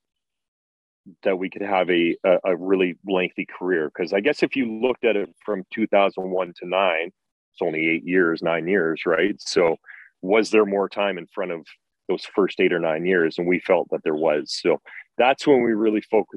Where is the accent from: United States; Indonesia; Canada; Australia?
Canada; Grande Prairie, Alberta; I grew up in Grand Prairie, right? Those are my roots.